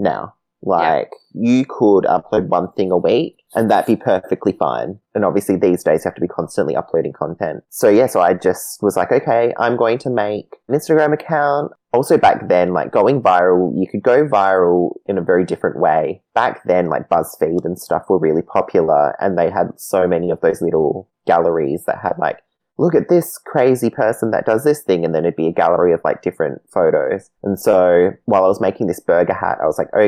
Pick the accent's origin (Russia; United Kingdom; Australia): Australia; Perth, Western Australia; moved away; originally I'm from Perth